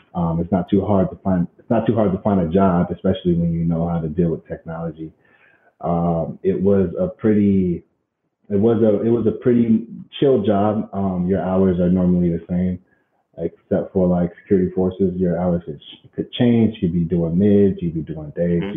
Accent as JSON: {"language": "English", "town": "Colorado Springs", "region": "Colorado", "country": "United States", "tie": "born or raised there", "also_born_or_lived": "Fountain, Colorado", "said": "we moved from Fountain, Colorado. I went to a high school out there"}